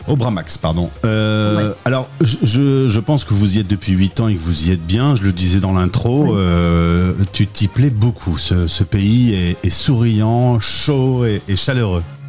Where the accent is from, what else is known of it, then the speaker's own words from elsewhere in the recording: France; moved away; nous en France, moi petit, euh, j'avais mes bouquins des titres Bayard